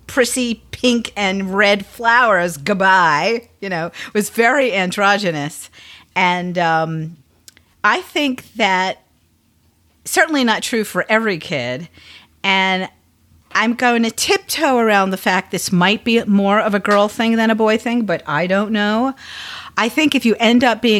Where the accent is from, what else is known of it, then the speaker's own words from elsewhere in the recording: Long Island, New York, United States; also born or lived in Brooklyn, New York; when I was 8, we moved from Brooklyn to Long Island, and I got my own bedroom, which I didn't have when I lived in Brooklyn